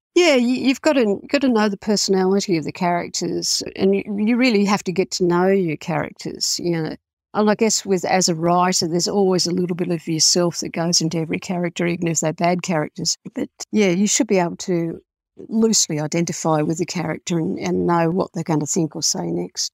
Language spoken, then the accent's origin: English; Australia; I'm Australian